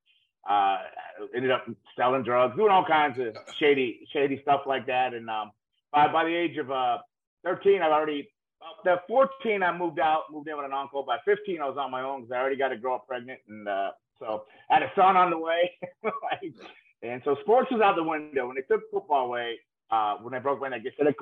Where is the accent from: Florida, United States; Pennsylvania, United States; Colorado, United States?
Florida, United States; Deerfield Beach; I grew up in South Florida, Deerfield Beach, Florida, grew up in a rough